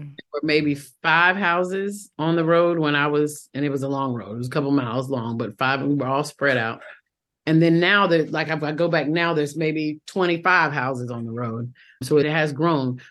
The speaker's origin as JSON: {"language": "English", "town": "Fayetteville", "region": "North Carolina", "country": "United States", "tie": "born or raised there", "also_born_or_lived": "Rochester, New York / New York", "accent": "Southern", "moved": "as an adult", "said": "So my home is Fayetteville, North Carolina"}